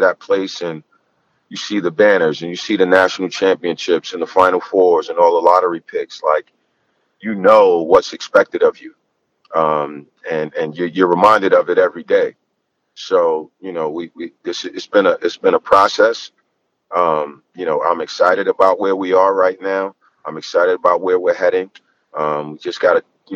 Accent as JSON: {"language": "English", "town": "New York City", "region": "New York", "country": "United States", "tie": "born or raised there", "moved": "yes", "said": "I grew up in New York City"}